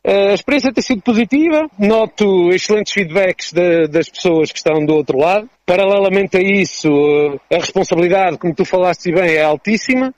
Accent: Resende, Viseu, Portugal; continuar uh, com o estágio na minha terra, que é Razende, e na minha freguesia, que é São Martinho de Mouros

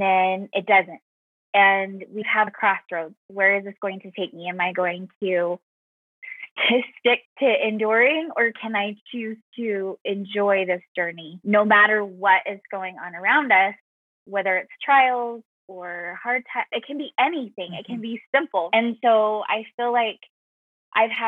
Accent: Sandy, Utah, United States; also born or lived in Texas; now in Colorado Springs, United States; I currently live in Colorado, Colorado Springs, and I grew up in Utah

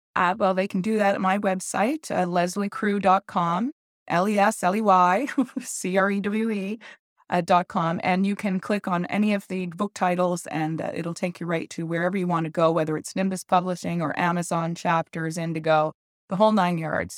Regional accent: Montreal, Quebec, Canada; I was born in Montreal and brought up there.

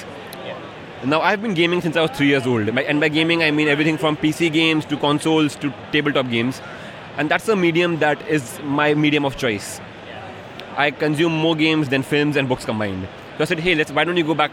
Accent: Mumbai, Maharashtra, India; I'm from Bombay in India

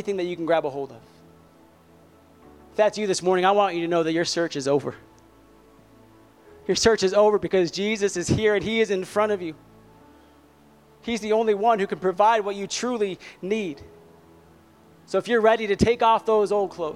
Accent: Southern California, United States; I grew up in Southern California

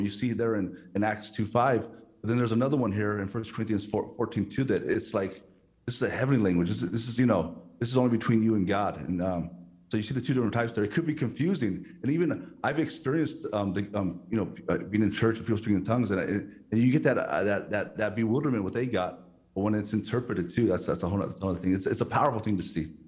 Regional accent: California, United States; I was born in America, in California

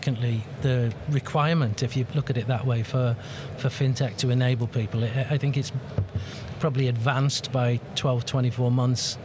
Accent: England, United Kingdom; me being an Englishman trying to sell Latin America

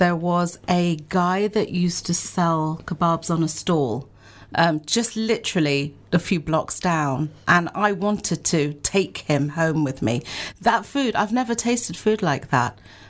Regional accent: India; And I have to say, I mean, I'm an Indian.

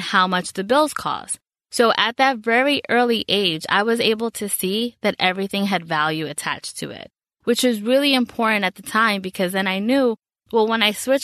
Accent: New York City, New York, United States; I grew up in the Bronx in New York

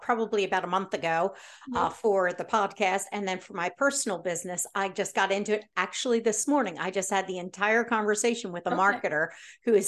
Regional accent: Baltimore, Maryland, United States; I grew up in Baltimore and we duck pinned

